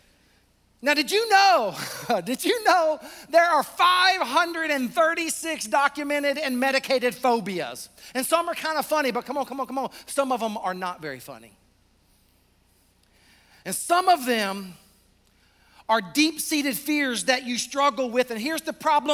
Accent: the South, United States; I'm from the South

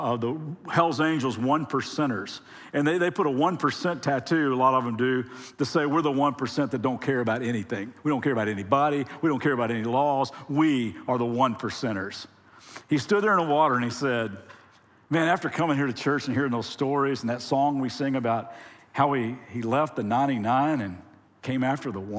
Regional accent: Lexington, Kentucky, United States; now in Ventura, United States; we're originally from Lexington, Kentucky

